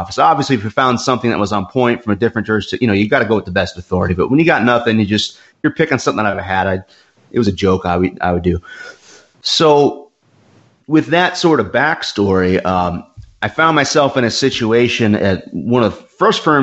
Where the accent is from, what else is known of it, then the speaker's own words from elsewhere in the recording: Georgia, United States; growing up in Georgia